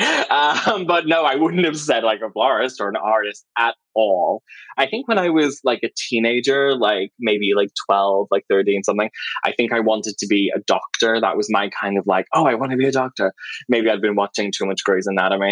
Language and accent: English; Liverpool, North West England, United Kingdom; I grew up in a borough called Knowsley, which is just outside Liverpool